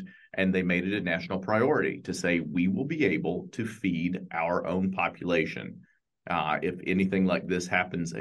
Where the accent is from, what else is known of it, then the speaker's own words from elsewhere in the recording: East Tennessee, United States; I grew up in East Tennessee